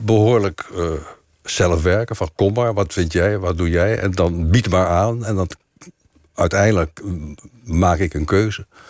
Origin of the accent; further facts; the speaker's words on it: Delft, South Holland, Netherlands; moved away; also born or lived in Wassenaar / North Brabant / Amsterdam; ik ben geboren in Delft. En ik via Wassenaar en via Brabant kwam ik dan in Amsterdam